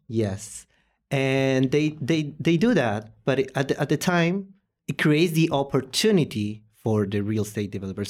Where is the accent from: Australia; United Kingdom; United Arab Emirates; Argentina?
Argentina; Posadas, Misiones; English is a second language; also born or lived in Paraguay; now in Buenos Aires, Argentina; I was born in Posadas, and I live for six years in Paraguay